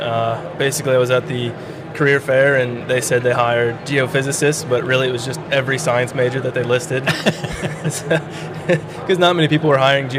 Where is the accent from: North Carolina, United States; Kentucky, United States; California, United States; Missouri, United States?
Missouri, United States; St. Louis; moved away; so from St. Louis, Missouri.